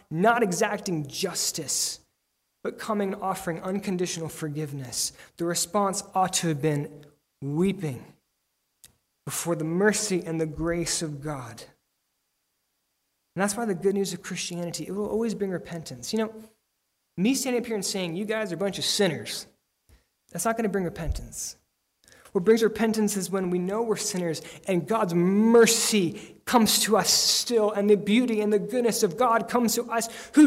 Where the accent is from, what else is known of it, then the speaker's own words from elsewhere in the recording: Lancaster, Pennsylvania, United States; moved away; my home in Lancaster, Pennsylvania